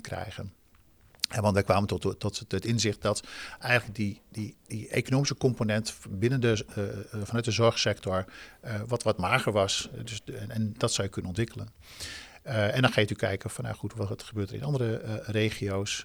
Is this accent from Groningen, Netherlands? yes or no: yes; Groningen, Netherlands; ik ben een Groninger, dan word je wat kort voor de kop.